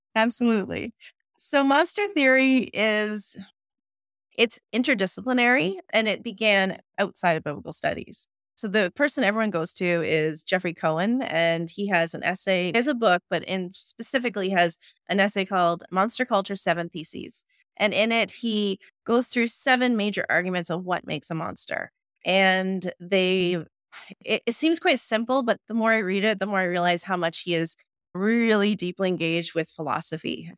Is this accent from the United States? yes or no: no; Ottawa, Ontario, Canada; moved away as an adult; now in Manitoba, Canada; I'm originally from Ottawa, Ontario, so I had to make the trek out here to Manitoba